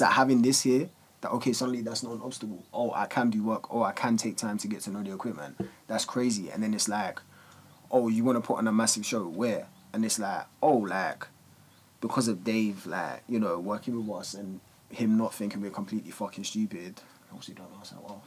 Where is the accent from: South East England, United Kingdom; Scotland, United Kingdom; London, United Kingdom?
London, United Kingdom; all of us when we were like just growing up in Walthamstow